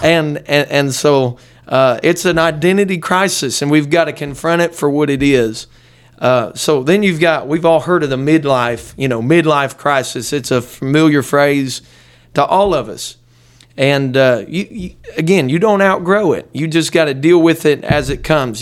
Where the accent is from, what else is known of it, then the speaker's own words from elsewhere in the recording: Dayton, Ohio, United States; now in Hamilton, United States; I was raised not far from here, just about forty miles north of here in a little suburb of Dayton